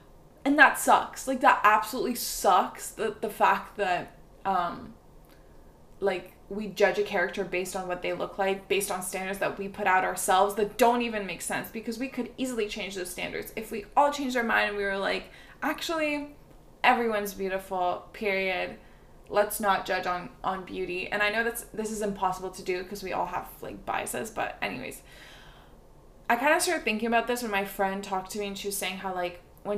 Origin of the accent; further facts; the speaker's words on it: Montreal, Quebec, Canada; born there; as much as I love McGill and I love Montreal because I was born in Montreal, and I can't take Montreal citizenship